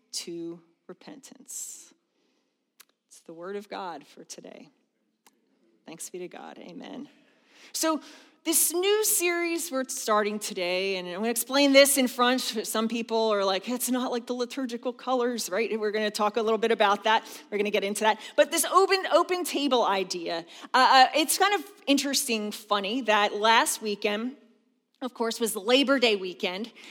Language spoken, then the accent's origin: English; outside of Philadelphia, Pennsylvania, United States; also born or lived in the South (US) / Harrisburg area; now in Harrisburg, United States; I grew up outside of Philadelphia